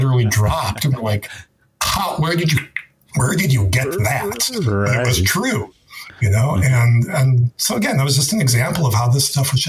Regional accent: Detroit, Michigan, United States; moved away; when I was growing up in Detroit

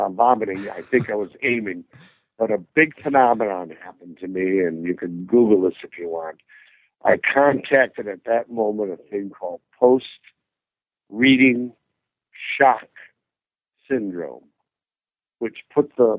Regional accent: Red Granite, Wisconsin, United States; born or raised there

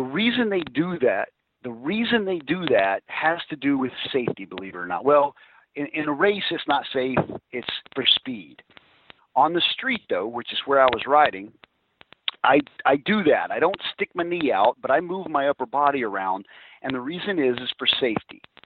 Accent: Alabama, United States; being from Alabama, I don't know if it's because I'm from Alabama

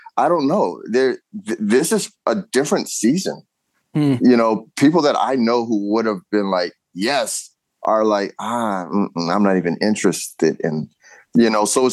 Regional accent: California, United States; now in Ohio, United States; being a Californian

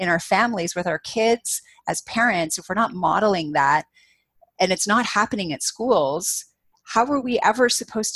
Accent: Canada; as a Canadian

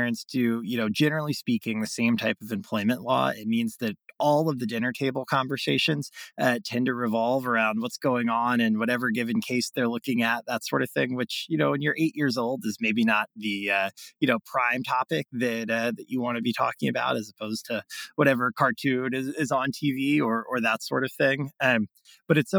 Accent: Greenville, South Carolina, United States; I was born and raised in Greenville, South Carolina, in the upstate

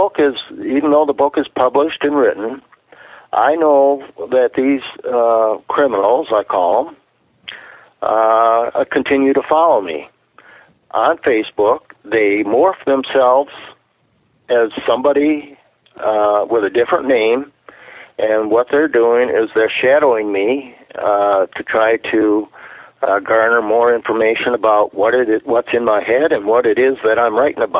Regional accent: United States; we as an American people

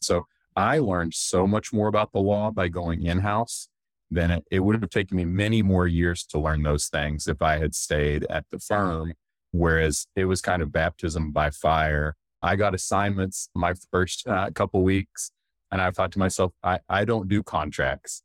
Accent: Duncan, Oklahoma, United States; moved away as an adult; I grew up in Duncan, Oklahoma, which is, for Oklahoma, it's a medium-sized city.

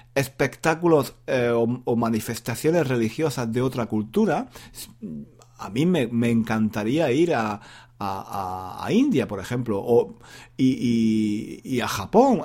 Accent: Granada, Andalusia, Spain; moved away; en Granada, por ejemplo, que es mi ciudad natal

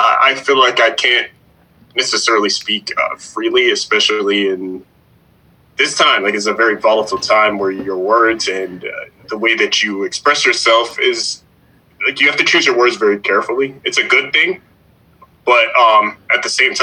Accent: Jacksonville, Florida, United States; also born or lived in Atlanta, Georgia; I grew up in Jacksonville, Florida

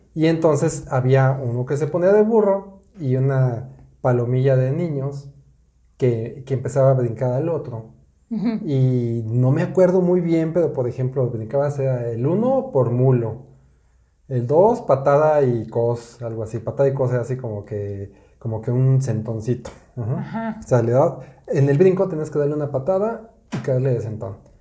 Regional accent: Mexico City, Mexico; En la Ciudad de México, de donde yo soy, en mi época

